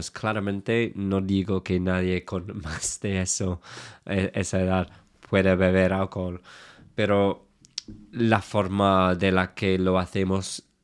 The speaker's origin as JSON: {"language": "Spanish", "region": "England", "country": "United Kingdom", "second_language": "Spanish", "moved": "yes", "said": "Creo que siendo inglés es claro lo que quiero decir."}